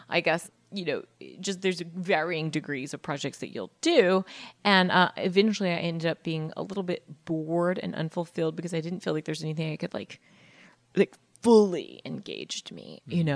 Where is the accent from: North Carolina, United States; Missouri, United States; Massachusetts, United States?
North Carolina, United States; moved away as an adult; also born or lived in Atlanta, Georgia; now in Venice, California, United States; I was born in Atlanta, moved to North Carolina